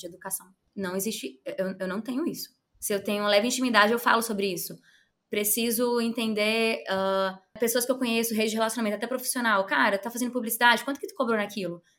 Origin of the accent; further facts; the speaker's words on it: Ceará, Brazil; lá no Ceará, que é o meu estado, sou cearense